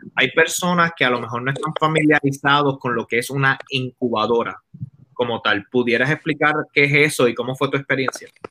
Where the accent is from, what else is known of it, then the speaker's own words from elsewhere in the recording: Caguas, Puerto Rico; now in Los Angeles, United States; yo iba a Plaza de Recreo de Cagua porque soy de Cagua